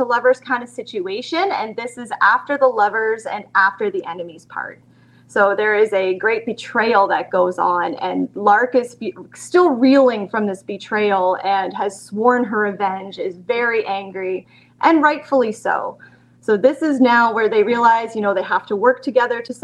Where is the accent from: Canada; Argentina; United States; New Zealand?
Canada; moved away as an adult; now in London, Canada; I'm from London, Ontario, Canada. I always say it's the crummy London, not the fun London. I'm originally from a small town of about 400 people